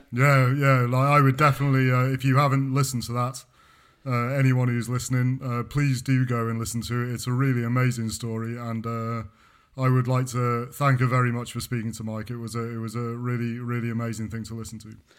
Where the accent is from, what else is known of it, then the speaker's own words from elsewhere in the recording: United Kingdom; accent: English; moved away as an adult; now in France; I was born in Britain. I moved to France. I've been in France for fourteen years.